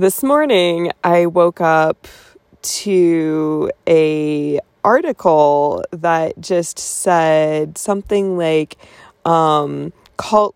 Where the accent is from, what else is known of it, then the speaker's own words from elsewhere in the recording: Colorado, United States; I was born in Colorado.